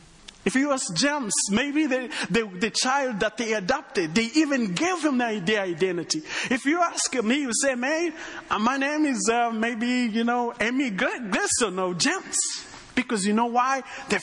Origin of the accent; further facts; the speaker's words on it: Rwanda; accent: Texan; Well, me, I come from Rwanda, but I have a little bit of a Texan accent.